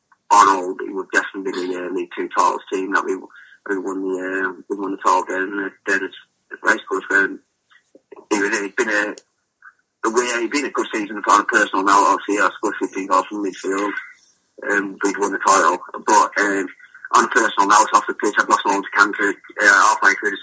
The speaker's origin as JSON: {"language": "English", "town": "Walsall", "region": "West Midlands", "country": "United Kingdom", "tie": "born or raised there", "said": "I was fortunate enough to play for my hometown club, the club I support as a kid growing up"}